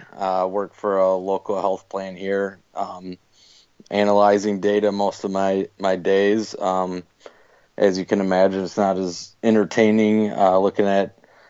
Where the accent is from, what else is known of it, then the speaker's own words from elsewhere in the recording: Madison, Wisconsin, United States; born and raised in Madison.